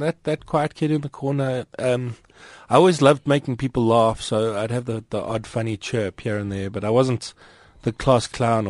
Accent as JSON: {"language": "English", "town": "Johannesburg", "region": "Gauteng", "country": "South Africa", "tie": "born or raised there", "said": "I'm Joburg born and bred. So I've lived here my entire life, mostly around the Randburg area."}